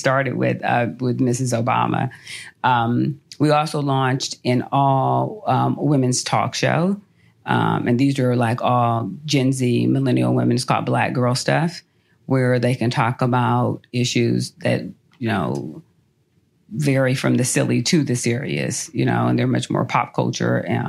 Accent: Los Angeles, California, United States; moved away as an adult; now in Atlanta, United States; I'm born and raised in Los Angeles.

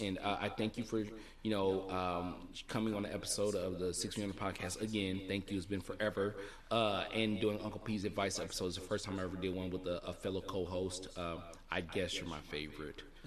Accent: Tennessee, United States; I was born in Tennessee.

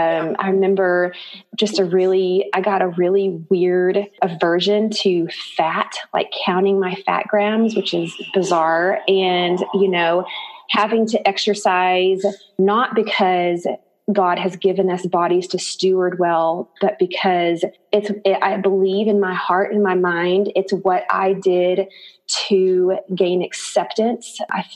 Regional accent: Harrison, United States; born there; In 1977, I was born in Harrison. I only have one older sister

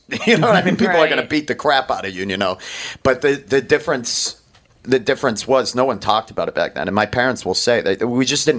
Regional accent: Maine, United States; And I grew up in Maine, which is super hyper masculine.

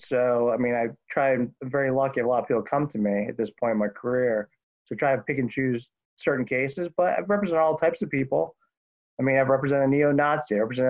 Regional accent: Miami, Florida, United States; also born or lived in Providence, Rhode Island; now in Marietta, United States; I was born in Providence, but I moved to Miami when I was six, which Miami's New York South, as you know.

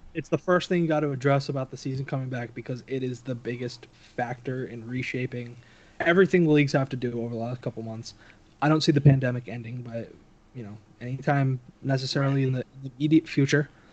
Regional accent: New York City, New York, United States; moved away as an adult; also born or lived in Phoenix; now in Tri-Cities, United States; I'm from Brooklyn. You play basketball with your friends after school.

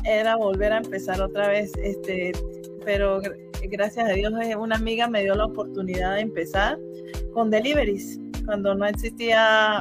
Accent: San Cristóbal, Táchira, Venezuela; now in Utah, United States; soy de San Cristóbal

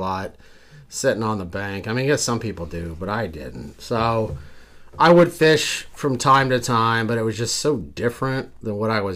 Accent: Houston, Texas, United States; now in Western Pennsylvania, United States; originally from Houston, Texas. Did a lot of saltwater wade fishing when I was younger

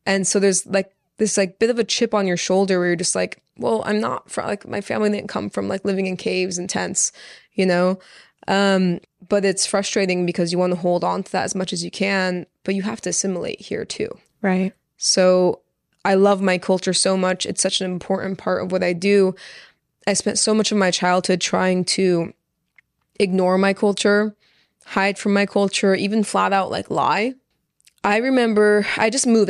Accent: Orange County, California, United States; first language Persian; English is a second language; also born or lived in Los Angeles, California; I grew up in Orange County with like literally thousands of people around me

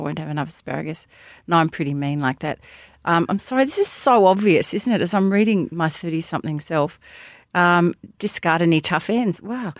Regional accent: Hampton, Victoria, Australia; also born or lived in Sandringham; I do know when I was growing up in Hampton and Sandringham

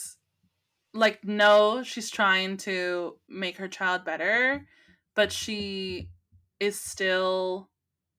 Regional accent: California, United States; as a Californian, because pot is legal here in California.

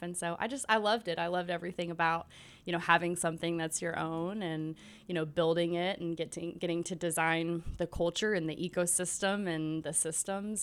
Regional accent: Nashville, Tennessee, United States; I'm born and raised in Nashville

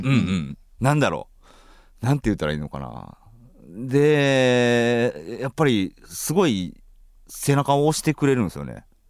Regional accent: Kansai, Japan; 僕は関西出身ですけど、はい、関西出身

